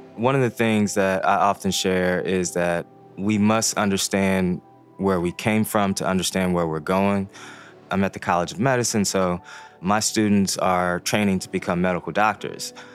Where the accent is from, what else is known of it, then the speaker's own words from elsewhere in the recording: Ferguson, Missouri, United States; first language Haitian Creole; English is a second language; moved away; also born or lived in Baltimore, Maryland; growing up in Ferguson, Missouri